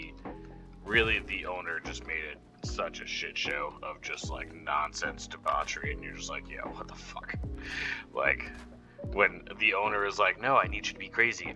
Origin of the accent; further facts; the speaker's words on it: New York, United States; moved away; also born or lived in Denver; I grew up in in New York, and then like basically like a tiny little suburb